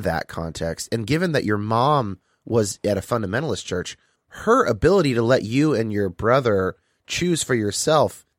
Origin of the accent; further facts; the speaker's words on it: California, United States; also born or lived in Bay Area; now in Seattle, United States; I grew up in California and now I live in Seattle